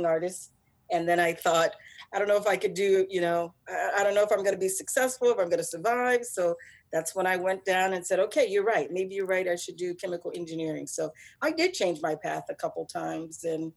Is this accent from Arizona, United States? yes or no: no; Newark, New Jersey, United States; moved away as an adult; now in Midwest, United States; I'm originally from Newark